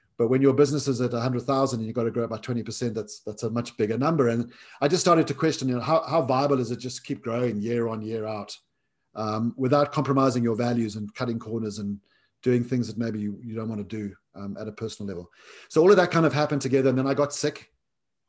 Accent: South Africa; growing up in South Africa

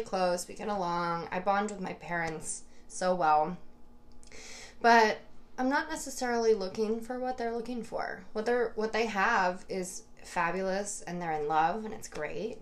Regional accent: Fishkill, New York, United States; right outside of Fishkill

